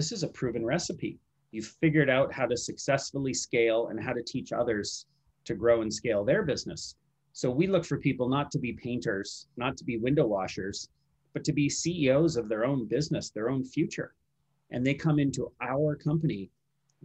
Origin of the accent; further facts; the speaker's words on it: Vancouver, British Columbia, Canada; also born or lived in San Francisco, United States; I've grown up in Vancouver.